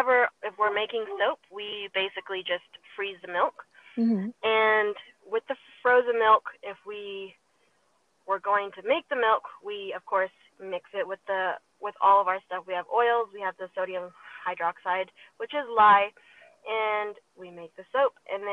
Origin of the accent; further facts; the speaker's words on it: Taiwan; born there; also born or lived in Thailand / Singapore / Perth, Australia / Switzerland; So I was born in Taiwan, so I've lived in Taiwan, Thailand, Singapore, Australia, and Switzerland, and now here.